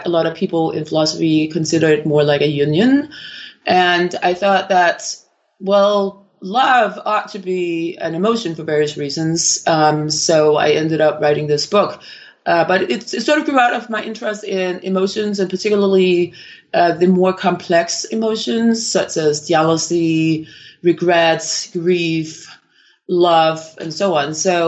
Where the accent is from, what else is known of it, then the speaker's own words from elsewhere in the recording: Copenhagen, Capital Region of Denmark, Denmark; I'm originally from Copenhagen in Denmark, and I actually completed a degree in neuroscience in Denmark.